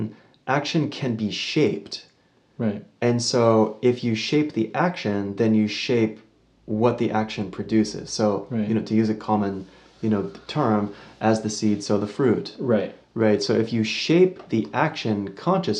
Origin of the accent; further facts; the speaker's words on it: United States; I was born in America